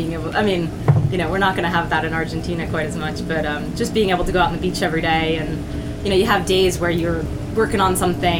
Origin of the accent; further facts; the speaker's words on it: Mexico City, Mexico; also born or lived in Brazil / Uruguay; now in Bali, Indonesia; I grew up in Mexico City